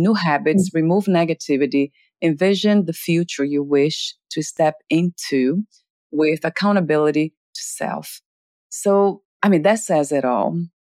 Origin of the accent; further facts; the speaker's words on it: Portugal; accent: Portuguese; English is a second language; My Portuguese accent.